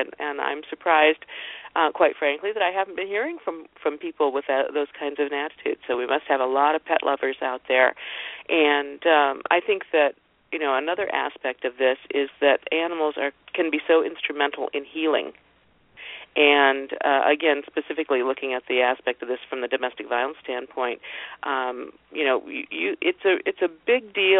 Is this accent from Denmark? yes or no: no; Canada; I'd vote for this, but I'm Canadian.